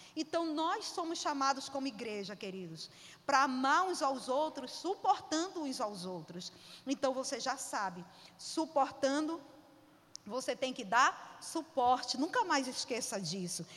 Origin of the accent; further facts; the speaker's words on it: Pará, Brazil; eu sou paraense